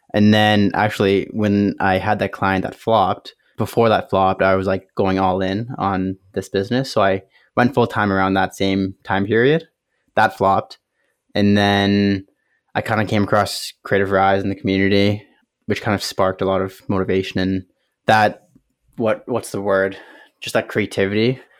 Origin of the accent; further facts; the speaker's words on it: Kitchener, Ontario, Canada; Kitchener, Ontario, Canada